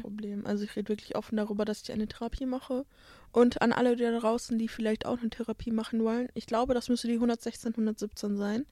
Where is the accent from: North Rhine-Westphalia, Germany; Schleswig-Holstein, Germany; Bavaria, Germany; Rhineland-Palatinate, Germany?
North Rhine-Westphalia, Germany; Bottrop; in Bottrop, wo ich herkomme